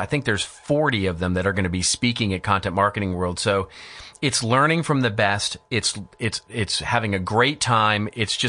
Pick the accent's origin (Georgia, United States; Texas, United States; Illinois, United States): Texas, United States; I grew up in Texas. And so I grew up on ranches and with cowboys and with, you know, that sort of mentality. I mean, I grew up in the country